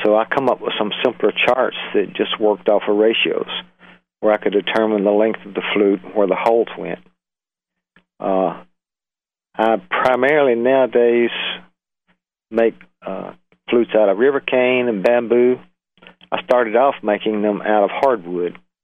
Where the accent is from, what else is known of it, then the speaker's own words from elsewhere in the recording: Birmingham, Alabama, United States; moved away; also born or lived in California / Florida; I was born in Birmingham, Alabama, in about 1939 I'm 73 years old.